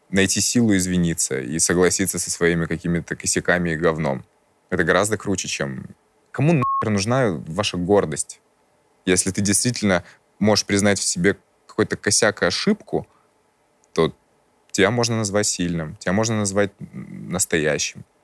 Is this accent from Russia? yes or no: no; Crimea, Ukraine; Я из Крыма. У нас там это винные столицы. То есть я... Мы из Крыма.